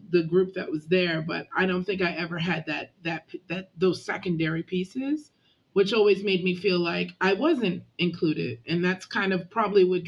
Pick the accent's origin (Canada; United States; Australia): Canada; moved away; I'm Canadian, born and raised